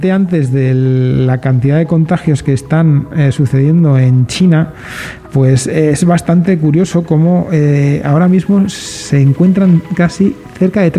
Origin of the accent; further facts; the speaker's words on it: Granada, Andalusia, Spain; now in León, Spain; vengo de Granada sí que lo vivo bastante, lo he vivido bastante